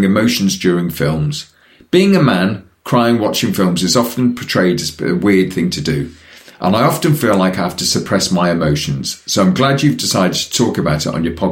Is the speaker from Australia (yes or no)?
no; Newcastle upon Tyne, North East England, United Kingdom; I was from Newcastle